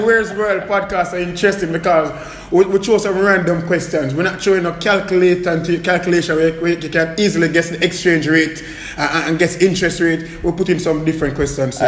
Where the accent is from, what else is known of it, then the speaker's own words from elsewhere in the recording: Portmore, Saint Catherine, Jamaica; as a youth growing up in Waterford